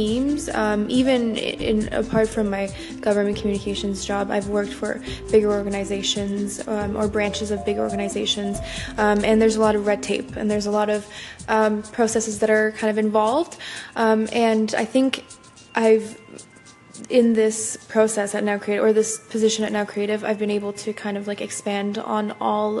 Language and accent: English; Ottawa, Ontario, Canada; I'm from Ottawa, capital of Canada